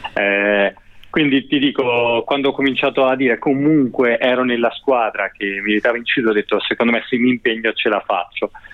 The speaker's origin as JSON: {"language": "Italian", "region": "Veneto", "country": "Italy", "said": "essendo io veneto"}